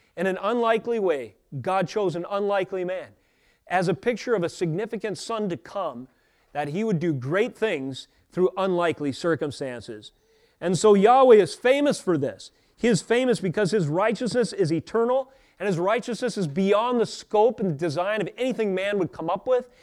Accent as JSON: {"language": "English", "country": "United States", "said": "As an American Christian"}